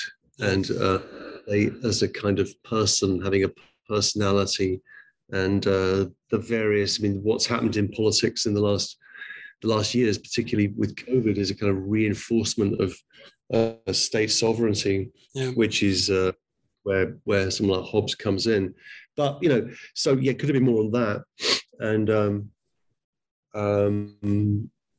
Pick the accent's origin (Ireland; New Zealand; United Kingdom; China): United Kingdom; England; I'm from England.